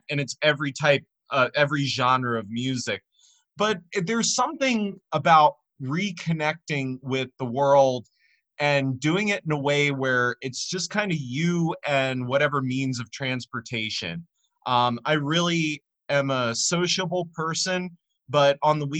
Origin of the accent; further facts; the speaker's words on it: Gaithersburg, Maryland, United States; my hometown of Gaithersburg